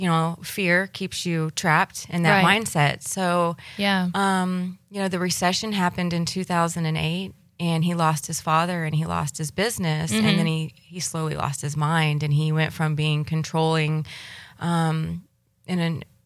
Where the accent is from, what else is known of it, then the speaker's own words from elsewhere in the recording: Fort Walton Beach, Florida, United States; I was born and raised in Fort Walton Beach here locally on the Emerald Coast